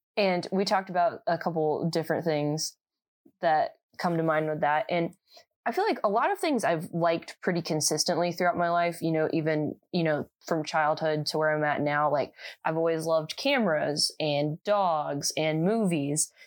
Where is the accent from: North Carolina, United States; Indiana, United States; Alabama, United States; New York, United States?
Indiana, United States; I'm from Indiana